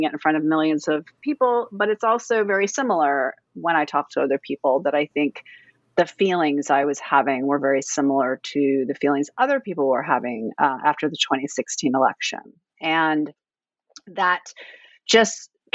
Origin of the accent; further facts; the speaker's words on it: Fairbanks, Alaska, United States; now in Washington, D.C., United States; I live in Washington, D.C., but I was raised in Fairbanks, Alaska, so I'm very, very far away